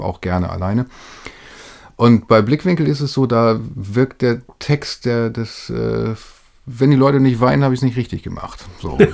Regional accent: Lütjenburg, Schleswig-Holstein, Germany; now in Hamburg, Germany; Ich bin äh, in Schleswig-Holstein, wie du sagtest, aufgewachsen und in Lütjenburg zur Schule gegangen.

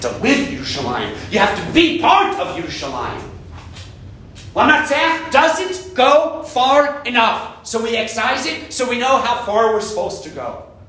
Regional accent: United States; moved away as an adult; now in Israel; this little puny American

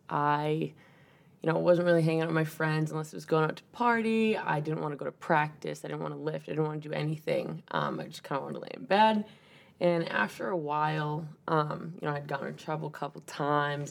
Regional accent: 40 minutes south of Boston, Massachusetts, United States; moved away as an adult; now in Maine, United States; I'm from Mass, uh, just about 40 minutes south of Boston

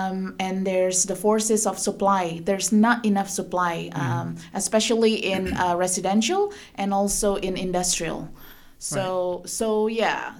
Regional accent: Indonesia; moved away as an adult; now in Guam; I grew up in Indonesia, which has 400 different ethnic groups

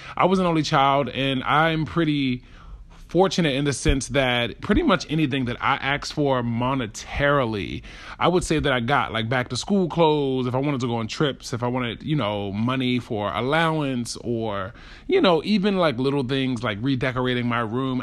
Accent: Baltimore, Maryland, United States; I grew up in Baltimore

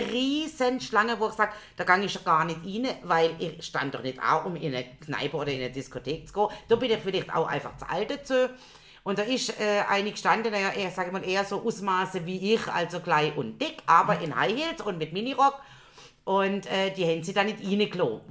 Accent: Germany; wir uns als Deutschig outeten

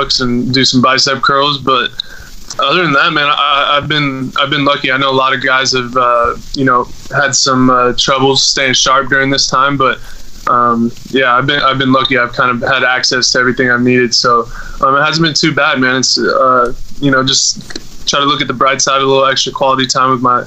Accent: Bay Area, California, United States; growing up in the Bay Area

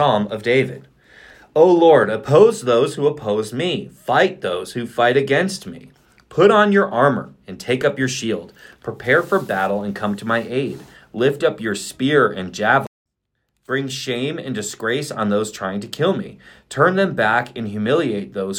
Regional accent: Germany; also born or lived in Fort Drum, New York; now in United States; when I grew up in Germany

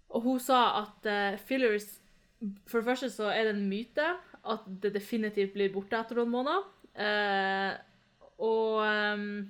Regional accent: Norway; jeg vokste opp her i Norge

